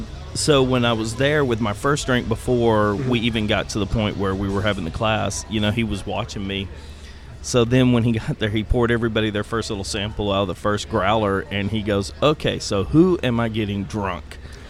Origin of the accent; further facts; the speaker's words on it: Germany; born there; I was born in Germany, so